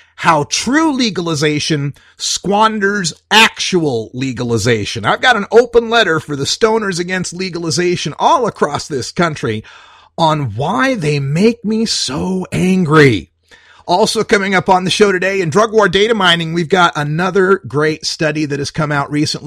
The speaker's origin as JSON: {"language": "English", "region": "Idaho", "country": "United States", "tie": "born or raised there", "moved": "yes", "lives_now": "Portland, United States", "said": "my home state of Idaho"}